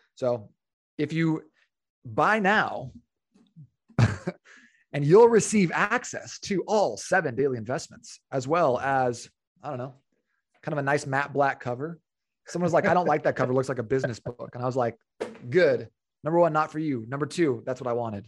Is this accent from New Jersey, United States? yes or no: no; Phoenix, Arizona, United States; I was born and raised in Phoenix, uh, which is where I'm currently living with my wife